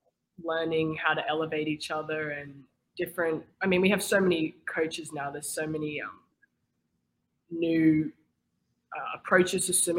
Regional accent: Sydney, New South Wales, Australia; moved away; I'm a senior, and I'm from Sydney, Australia.

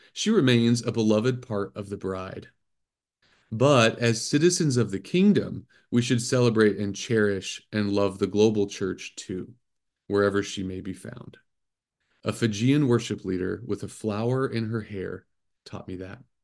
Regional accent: Midwest, United States; moved away as an adult; also born or lived in Cambodia; growing up in the Midwest in a standard evangelical church

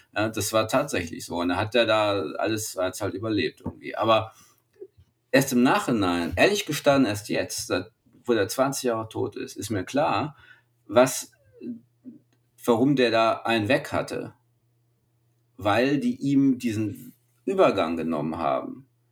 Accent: Germany; als Deutsche

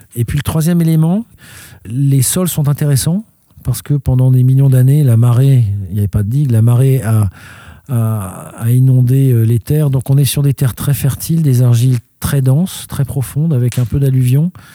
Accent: Paris, Île-de-France, France; moved away as an adult; now in Gironde, France; je suis un étranger parce que je suis né à Paris, mais d'une mère suédoise à un père français

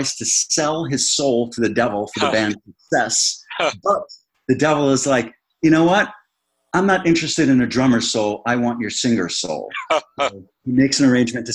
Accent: Bellmore, New York, United States; my hometown of Belmore, New York, on Long Island, where I grew up

